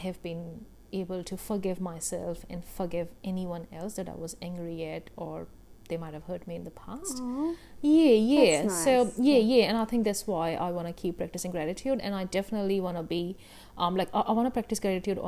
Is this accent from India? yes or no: yes; India; I grew up in India, grew up in an Indian family.